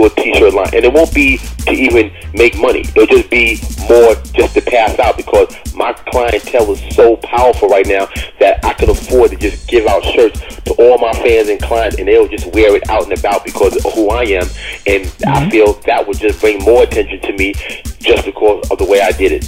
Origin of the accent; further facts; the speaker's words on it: Bergen County, New Jersey, United States; also born or lived in Bronx, New York; I was born in the Bronx, like as a baby, but as soon as, like, when I opened my eyes and really knew where I was at, my father and mother had a house in Jersey, Bergen County, New Jersey.